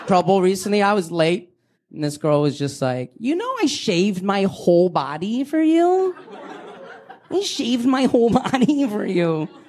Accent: India; I am Indian. I also shaved my entire body for you.

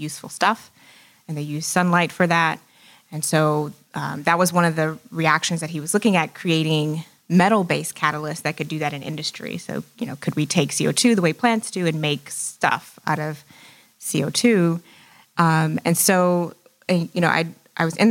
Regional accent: Houston, Texas, United States; growing up in Houston

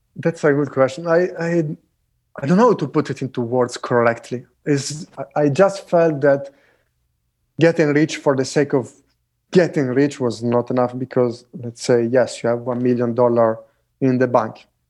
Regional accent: Italy; moved away; where I grew up in Italy

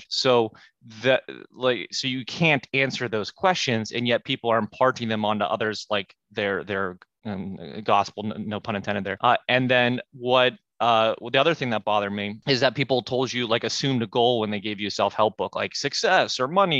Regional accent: Pittsburgh, Pennsylvania, United States; I'm from Pittsburgh

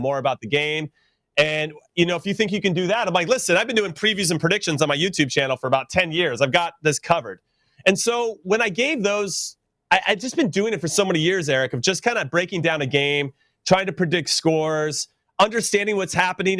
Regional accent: United States; I'm an American. We grew up with playoffs.

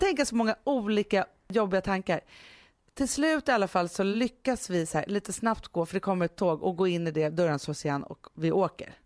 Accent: Stockholm, Stockholm County, Sweden; och då är jag uppvuxen på Söder

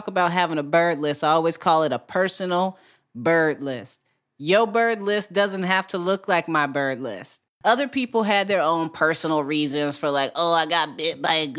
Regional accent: Midwest, United States; I grew up in the Midwest.

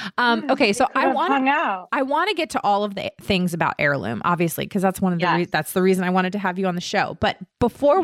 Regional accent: Herndon, Virginia, United States; I grew up in Herndon, which is right outside of D.C

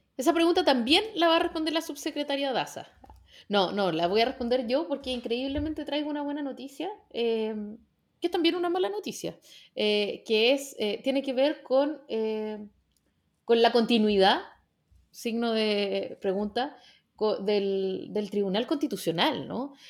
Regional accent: Chile; como chilenos y chilenas

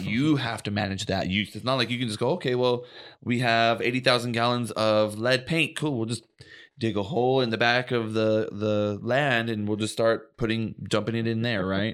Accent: Oxnard, California, United States; I grew up in Oxnard

